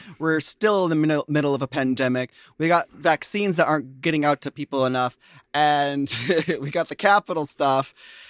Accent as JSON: {"language": "English", "country": "United States", "said": "That's what I love about the UK, because like I'm American"}